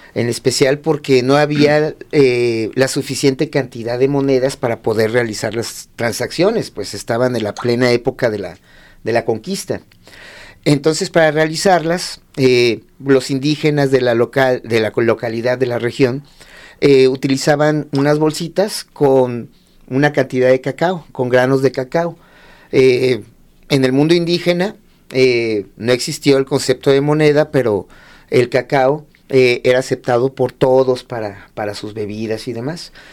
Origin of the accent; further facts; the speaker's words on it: Lagos de Moreno, Jalisco, Mexico; soy de Lagos de Moreno, Jalisco